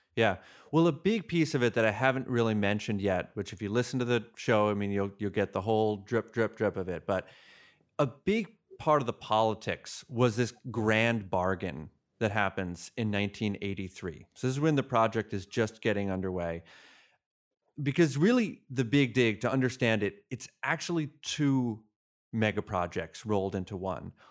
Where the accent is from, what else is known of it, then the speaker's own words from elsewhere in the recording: Massachusetts, United States; I grew up in Massachusetts